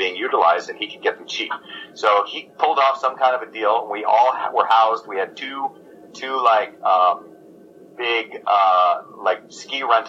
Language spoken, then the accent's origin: English; Oregon, United States; moved away as an adult; also born or lived in Tucson, Arizona / Montgomery, Vermont / Brooklyn, New York; a merry prankster from Oregon